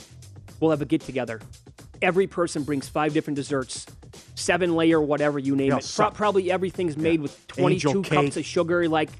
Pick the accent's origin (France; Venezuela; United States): United States; Midwest; We're both from the Midwest.